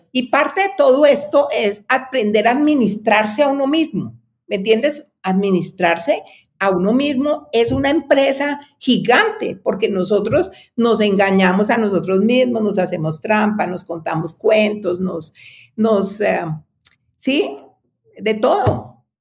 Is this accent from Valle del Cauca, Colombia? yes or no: yes; Cali, Valle del Cauca, Colombia; also born or lived in United States; now in Bogotá, Colombia; yo nací en Cali, pero me vine a estudiar en Bogotá y me quedé en Bogotá.